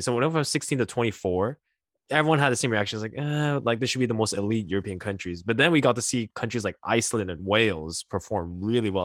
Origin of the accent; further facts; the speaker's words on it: Montreal, Quebec, Canada; being born and raised in Montreal